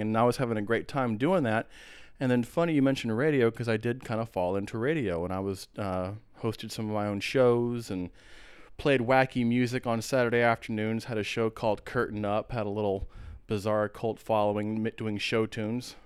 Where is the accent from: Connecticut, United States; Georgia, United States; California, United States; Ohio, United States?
Georgia, United States; Atlanta; also born or lived in San Antonio, Texas / Austin, Texas / Corpus Christi, Texas / Athens, Georgia; now in Portland, United States; i moved to atlanta and georgia is pretty much where i where i grew up uh, atlanta